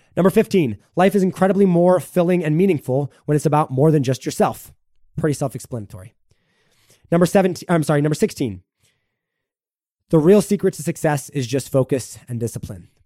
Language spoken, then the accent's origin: English; United States; I am an American through and through